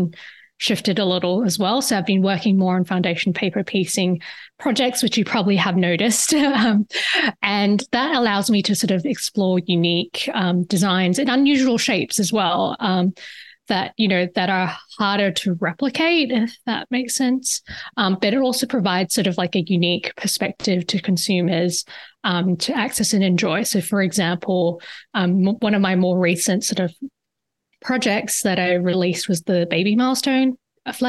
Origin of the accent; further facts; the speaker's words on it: Perth, Western Australia, Australia; moved away; You could probably hear it in my voice. I'm actually originally from Perth, Australia. It's on the West Coast.